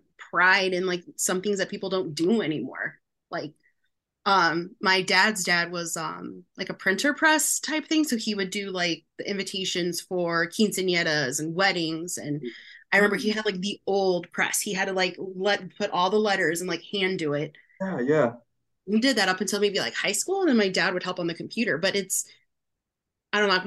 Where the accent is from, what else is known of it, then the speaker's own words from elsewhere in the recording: Phoenix, Arizona, United States; I was born and raised in Phoenix